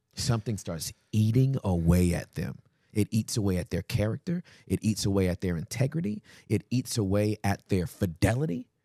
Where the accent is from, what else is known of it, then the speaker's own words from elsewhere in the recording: United States; we're American